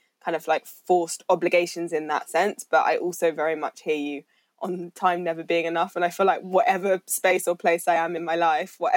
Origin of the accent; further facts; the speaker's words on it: London, United Kingdom; growing up in London